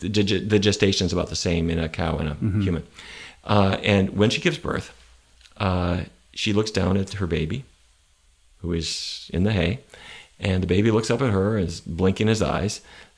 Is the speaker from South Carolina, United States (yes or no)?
no; North Dakota, United States; Where I grew up in North Dakota, beef were what's for dinner.